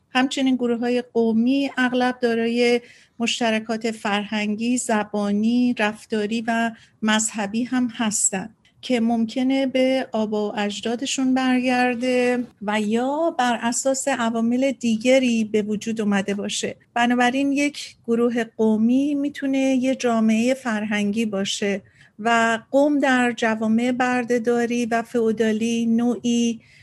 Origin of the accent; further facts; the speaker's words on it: Iran; now in United States; من ایرانیم